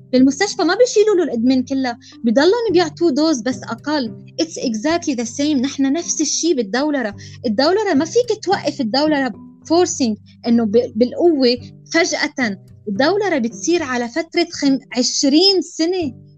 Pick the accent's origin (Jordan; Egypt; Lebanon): Lebanon; نحن يمكن كلبنانيه او اللي عايش بلبنان